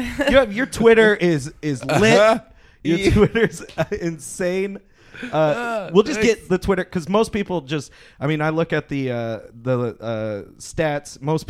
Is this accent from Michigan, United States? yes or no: yes; Michigan, United States; we're from Michigan.